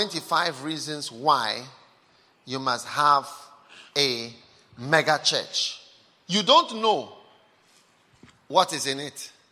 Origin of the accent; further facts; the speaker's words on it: Ghana; moved away as an adult; now in Canada; I came from Ghana to start a church here in Canada